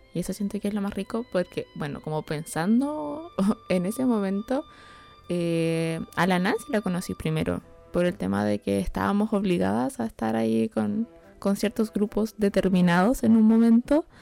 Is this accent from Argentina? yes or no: no; Chile; nosotros como chilenos